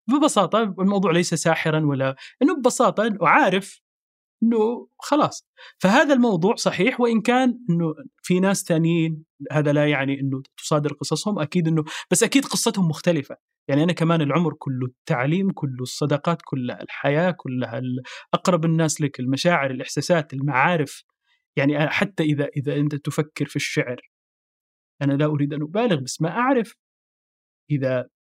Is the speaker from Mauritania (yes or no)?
no; Sudan; born there; بما اني انا ولدت ولدت في السودان اصلا في شيء في التراب